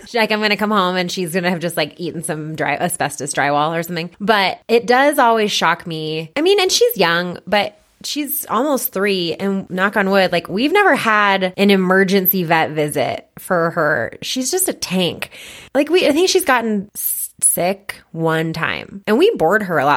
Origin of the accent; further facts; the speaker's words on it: Boulder, Colorado, United States; I was born and raised in Boulder and I still live in Boulder